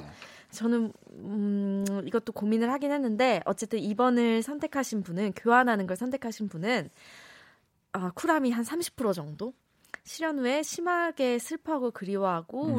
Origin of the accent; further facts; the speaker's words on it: Busan, South Korea; now in Seoul, South Korea; 고향이 부산이거든요